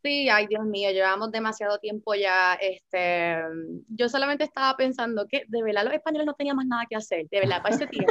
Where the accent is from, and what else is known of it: Puerto Rico